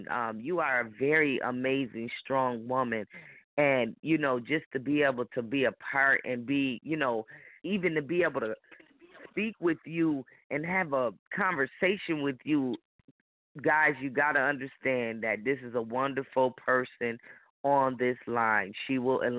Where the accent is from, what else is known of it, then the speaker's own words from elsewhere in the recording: Rochester, New York, United States; I'm from Rochester, New York